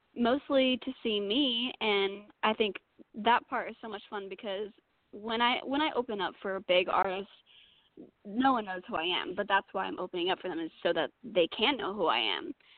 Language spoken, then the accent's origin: English; Utah, United States; moved away as an adult; now in Nashville, United States; I'm originally from Utah.